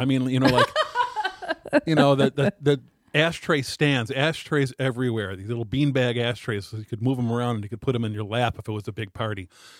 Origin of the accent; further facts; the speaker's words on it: River Forest, Illinois, United States; When I was young, we lived in River Forest, Illinois, which is direct out on the train line from Chicago on Lake Street and Ashland Avenue.